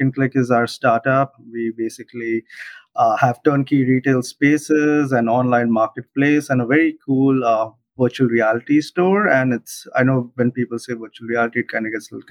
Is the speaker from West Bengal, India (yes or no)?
no; Mumbai, Maharashtra, India; moved away as an adult; also born or lived in Illinois, United States; now in New York, United States; I'm originally from Mumbai, India, born and raised, but been here in the US for the last 12 years